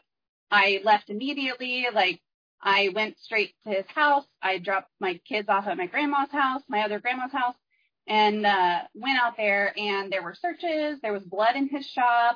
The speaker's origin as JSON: {"language": "English", "region": "Texas", "country": "United States", "said": "I'm from Texas"}